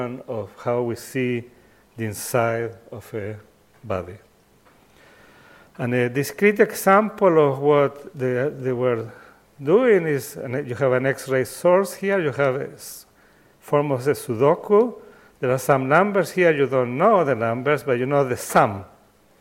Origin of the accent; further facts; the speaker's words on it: Chile; I come from Chile